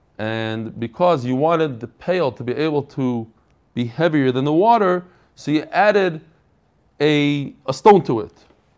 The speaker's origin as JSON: {"language": "English", "town": "Pittsburgh", "region": "Pennsylvania", "country": "United States", "tie": "born or raised there", "said": "I also have been learning Gemara since I was in fifth grade, growing up in Pittsburgh."}